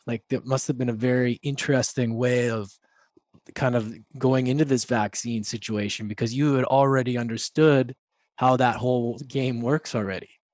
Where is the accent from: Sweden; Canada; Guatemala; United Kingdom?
Canada; Vancouver, British Columbia; we're both from Vancouver